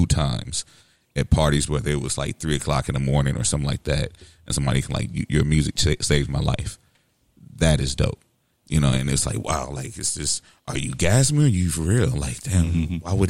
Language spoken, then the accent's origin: English; St. Louis, Missouri, United States; also born or lived in West Coast; growing up on the West Coast, being in South St. Louis